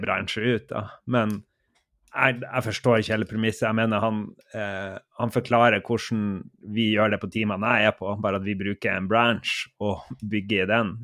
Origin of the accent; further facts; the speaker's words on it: Harstad, Troms, Norway; accent: Harstad dialect; min dialekt eh, kommer fra nord for polarsirkelen. ved starten av vakre eh, Lofoten. Der ligger Harstad som en liten basecamp. Der, der kommer min dialekt ifra.